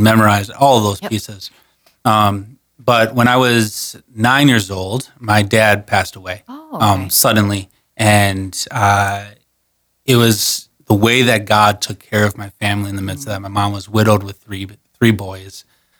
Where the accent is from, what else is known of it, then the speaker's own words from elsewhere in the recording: West St. Paul, Minnesota, United States; moved away as an adult; now in South Dakota, United States; I grew up in West St. Paul, Minnesota. So just right outside of downtown St. Paul.